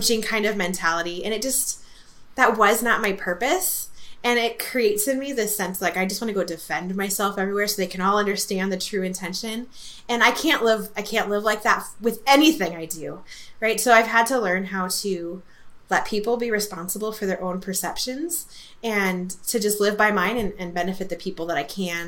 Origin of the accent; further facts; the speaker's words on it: California, United States; moved away as an adult; also born or lived in Germany; I'm Californian